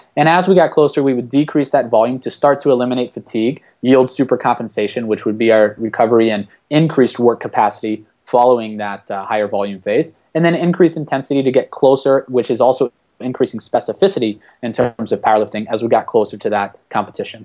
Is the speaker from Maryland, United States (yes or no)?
yes; Washington, D.C. area, Maryland, United States; moved away as an adult; also born or lived in Ohio / Florida; now in Miami, United States; I'm originally from Maryland uh, in the Washington, D.C. area